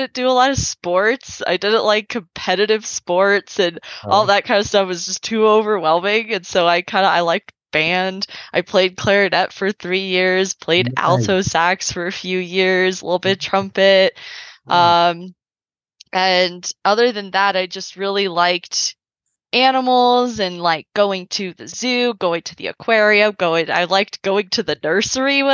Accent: San Carlos, California, United States; moved away as an adult; now in Yellowstone National Park, United States; I grew up in San Carlos. It's a small city in the Bay Area

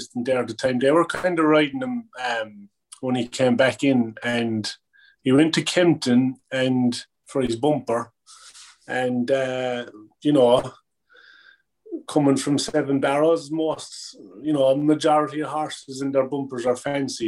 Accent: Cork, Munster, Ireland; moved away as an adult; also born or lived in United States; now in England; I grew up in Cork, on the farm.

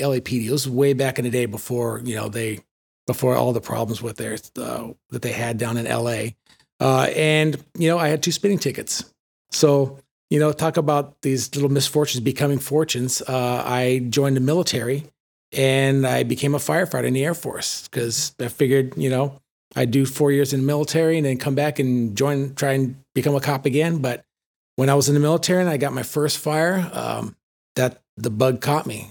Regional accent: San Fernando, California, United States; moved away as an adult; also born or lived in Sylmar, California; I grew up in Los Angeles, born and raised in San Fernando, in the valley

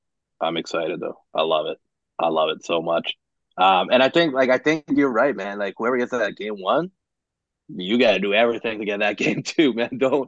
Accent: Canada; We're both Canadian

